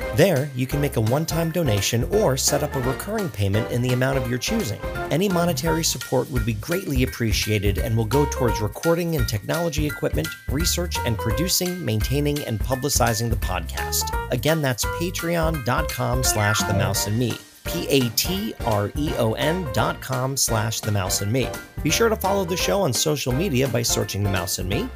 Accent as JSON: {"language": "English", "region": "South Florida", "country": "United States", "tie": "born or raised there", "said": "I was born and raised in South Florida"}